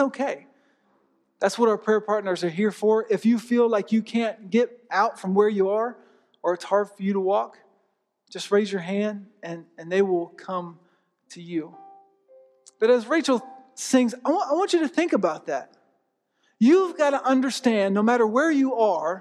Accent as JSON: {"language": "English", "town": "Tampa", "region": "Florida", "country": "United States", "tie": "born or raised there", "said": "growing up, I grew up in Tampa."}